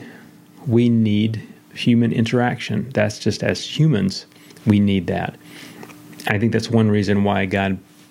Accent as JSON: {"language": "English", "region": "the South", "country": "United States", "said": "I'm a Baptist from the South"}